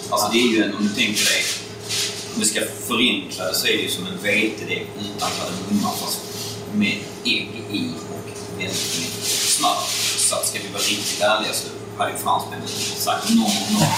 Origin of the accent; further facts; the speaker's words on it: Staffanstorp, Skåne, Sweden; moved away as an adult; now in Stockholm, Sweden; jag är ursprungligen från Staffanstorp nere i Skåne.